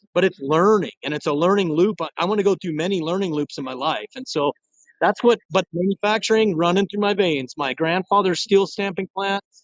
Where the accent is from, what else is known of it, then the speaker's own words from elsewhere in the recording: Rio Rancho, New Mexico, United States; They're in my hometown. Shout out to Rio Rancho, New Mexico